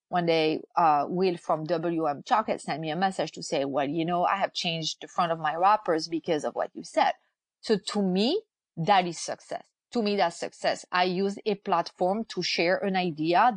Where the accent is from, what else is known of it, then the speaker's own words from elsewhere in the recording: France; moved away as an adult; now in United States; I'm originally from France. I've lived in the US since 2002